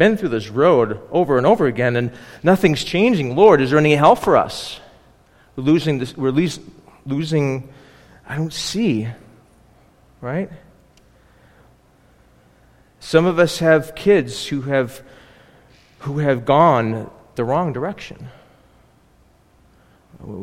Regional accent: Buffalo, New York, United States; I grew up in Buffalo

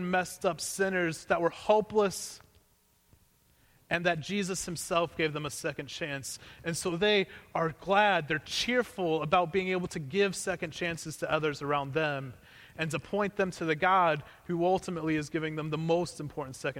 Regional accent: Missouri, United States; Growing up in Missouri, we didn't have extended family that lived around us.

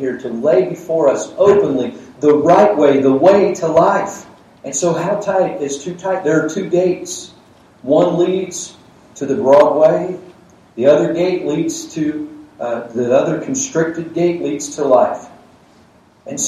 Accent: Georgia, United States; I grew up in Georgia

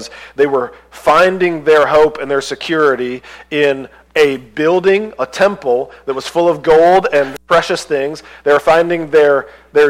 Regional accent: United States; as an American

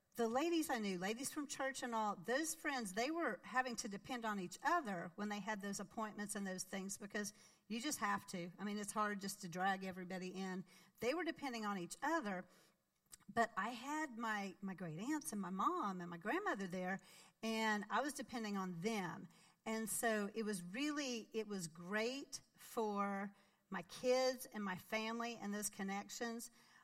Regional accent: Arkansas, United States; moved away as an adult; I grew up in Arkansas

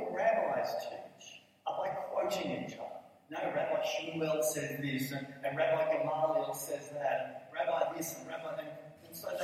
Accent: Blacktown, New South Wales, Australia; I come from Blacktown

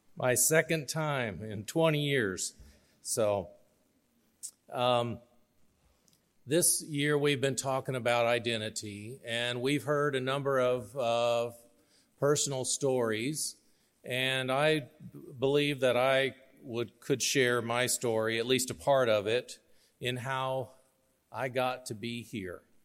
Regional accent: York, Nebraska, United States; also born or lived in Arkansas; I grew up here in York. Uh, my family moved to York in nineteen seventy

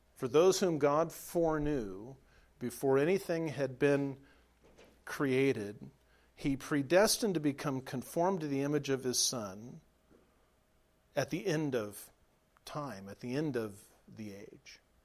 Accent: Southern California, United States; moved away as an adult; now in Nebraska, United States; I was raised in Southern California, spent the first 33 years of my life

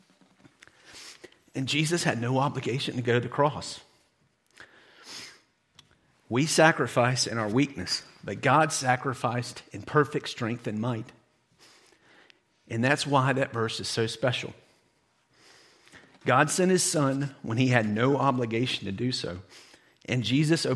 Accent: United States; as an American

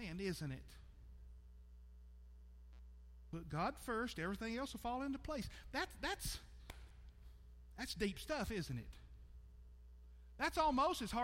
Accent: United States

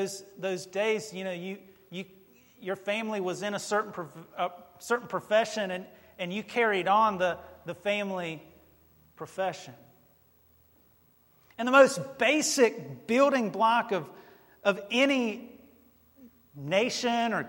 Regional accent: North Carolina, United States; moved away; I was born in North Carolina

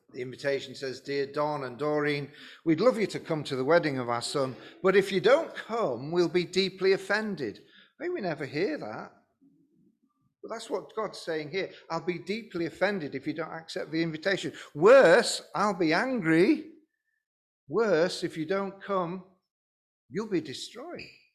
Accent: Lincoln, East Midlands, United Kingdom; I'm from Lincoln, and I was the pastor of Lincoln Evangelical Church.

